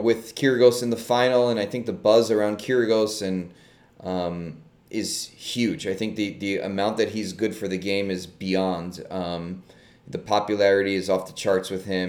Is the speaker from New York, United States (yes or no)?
yes; New York City, New York, United States; I'm a New Yorker